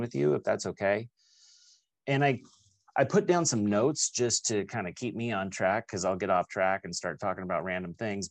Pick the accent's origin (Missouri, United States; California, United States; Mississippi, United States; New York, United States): California, United States; Sacramento; also born or lived in Rohnert Park, California / Santa Rosa, California / San Diego, California; I grew up here in Sacramento. Well, first off, down in like the Bay Area, the Rohnert Park, Santa Rosa area, and then moved up here when I was a kid, probably eighth grade